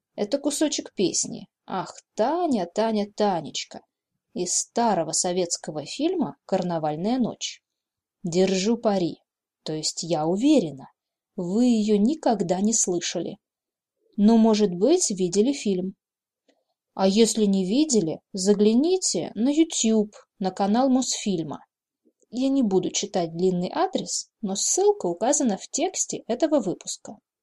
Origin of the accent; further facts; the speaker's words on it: Novosibirsk, Novosibirsk Oblast, Russia; я коренная сибирячка, родилась здесь и выросла